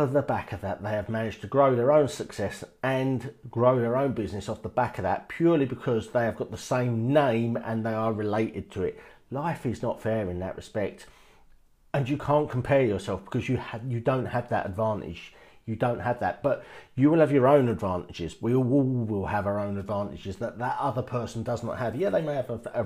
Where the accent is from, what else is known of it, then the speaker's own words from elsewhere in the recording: United Kingdom; in the UK, we're born, we don't realise it, but we're born in quite a good place